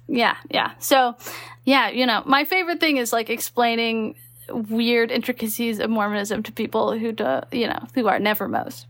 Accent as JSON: {"language": "English", "region": "Texas", "country": "United States", "tie": "born or raised there", "also_born_or_lived": "Utah", "moved": "yes", "said": "I grew up in Texas"}